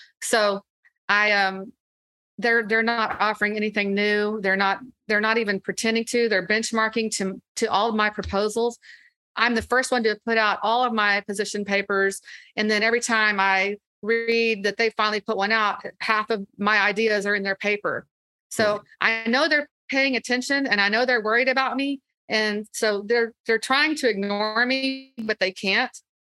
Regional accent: Austin, Texas, United States; I also really, really love Austin. It's my hometown. It's the only place I've ever lived.

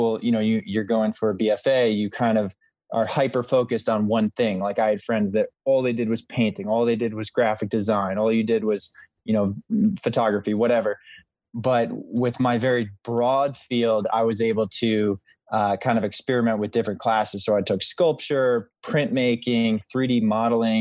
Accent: Albany, New York area, United States; Albany, New York, which was, you know, my hometown or the nearest city to my hometown

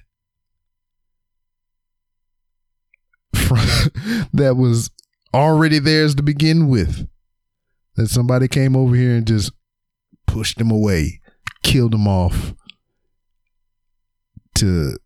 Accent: Lake Charles, Louisiana, United States; I grew up in Lake Charles, Louisiana, on the north side

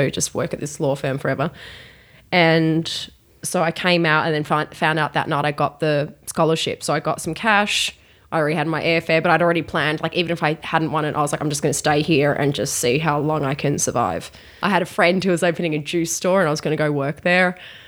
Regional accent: Australia; moved away; I am from Australia.

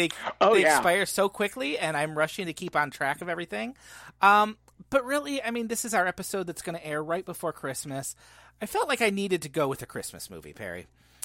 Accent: Ireland; I like Irish things. I'm Irish, so

